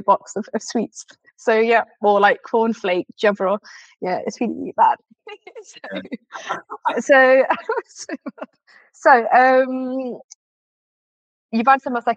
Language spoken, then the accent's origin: English; Loughborough, East Midlands, United Kingdom; I'm actually from Loughborough, but my family were from